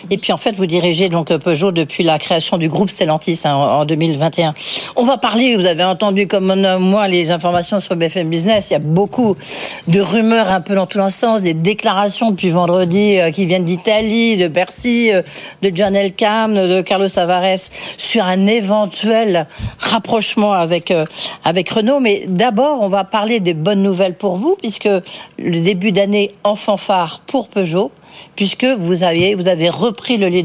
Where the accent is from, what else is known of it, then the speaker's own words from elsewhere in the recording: England, United Kingdom; French is a second language; now in France; Je suis anglaise avec nationalité